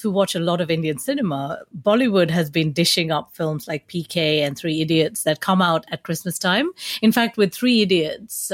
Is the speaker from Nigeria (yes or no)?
yes; Nigeria; now in England, United Kingdom; growing up in Nigeria